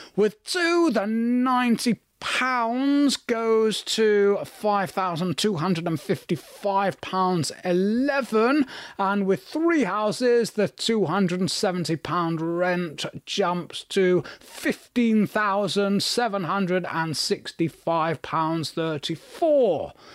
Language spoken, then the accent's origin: English; Manchester, North West England, United Kingdom; growing up in Manchester